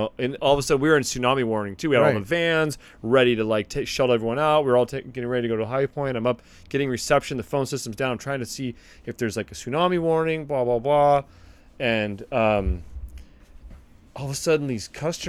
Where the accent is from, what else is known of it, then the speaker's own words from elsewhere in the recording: California, United States; moved away; I grew up in California, which is earthquake central.